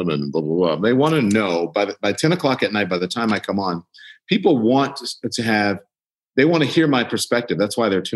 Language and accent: English; United States; I grew up in America. I am an American citizen. I grew up here as a Black person